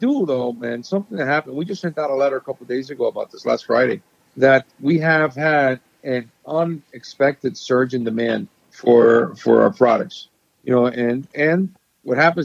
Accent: Honduras; I was born in Honduras

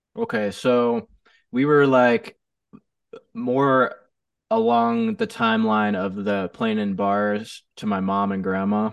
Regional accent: Chicago area, Northwest Indiana, United States; now in Phoenix, United States; originally from Chicago. I grew up in, uh, the South uh, Northwest Indiana area of Chicago

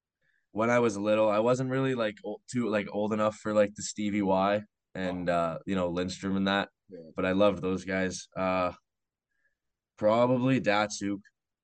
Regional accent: Belle River, Ontario, Canada; I grew up playing in Bell River the whole way

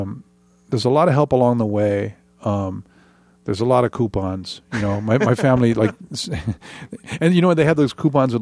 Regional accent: Honolulu, Hawaii, United States; born there; moved away as an adult; I was born in Honolulu. Born in Hawaii.

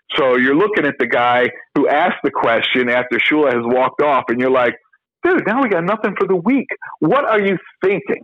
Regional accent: New York, United States; moved away as an adult; also born or lived in Miami; I was from New York

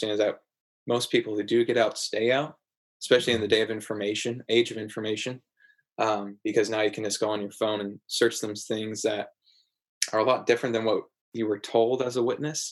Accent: Portland, Oregon, United States; I was born and raised in Portland

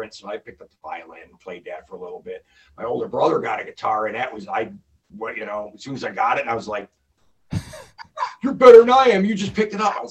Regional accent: Plymouth, Michigan, United States; I grew up in Plymouth

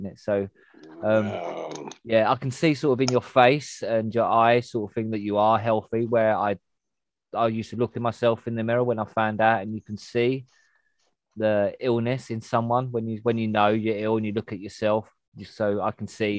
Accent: Cornwall, South West England, United Kingdom; I'm from Cornwall, which is southwest the UK.

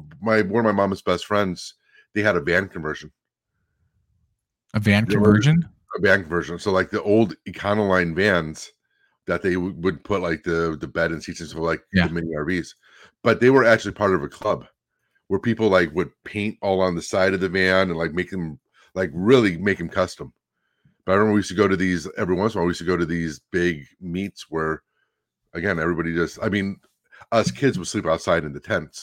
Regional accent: Bay Area, California, United States; also born or lived in Cleveland, Ohio; I was born in Cleveland, even though I was raised in the Bay Area.

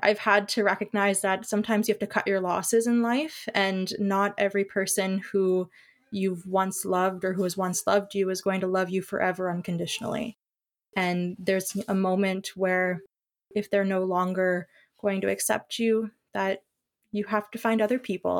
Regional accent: Ontario, Canada; I am from Ontario

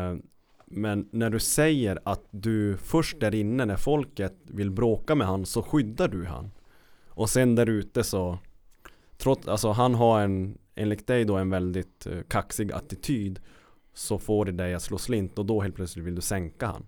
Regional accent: Kiruna, Norrbotten County, Sweden; born or raised there

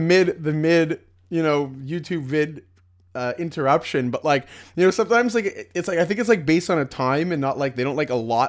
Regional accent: Sweden; English is a second language; We are from Sweden.

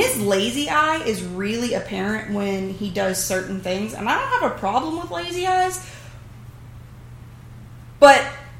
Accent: the South, United States

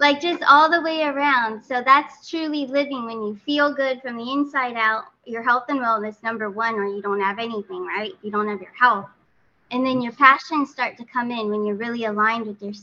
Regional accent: California, United States; now in Florida, United States; I'm from California originally, but did relocate closer to Mr. T, Trump, out here in Florida.

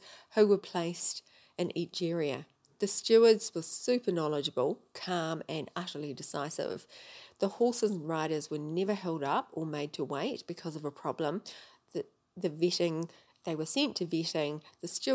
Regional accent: New Zealand; I'm from New Zealand.

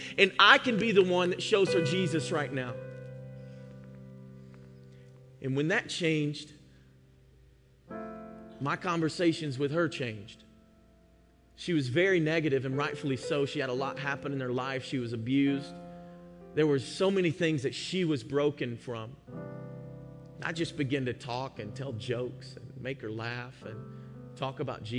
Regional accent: Georgia, United States; moved away; I'm from Georgia

